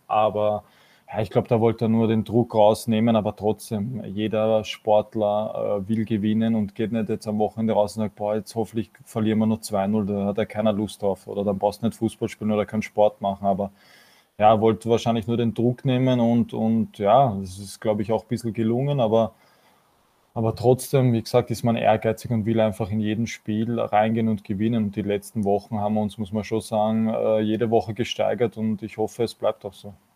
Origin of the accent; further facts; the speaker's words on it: Vienna, Austria; für mich persönlich als Wiener